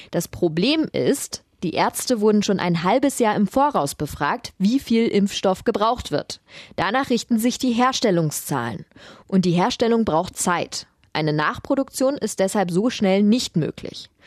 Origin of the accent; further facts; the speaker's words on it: Wilmersdorf, Berlin, Germany; Wir sind eigentlich aus Wilmersdorf und äh, hatten Urlaub an der Ostsee geplant